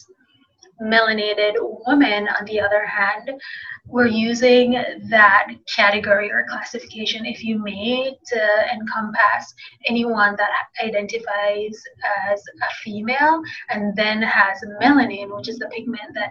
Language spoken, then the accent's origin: English; Jamaica; moved away as an adult; now in United States; being Jamaican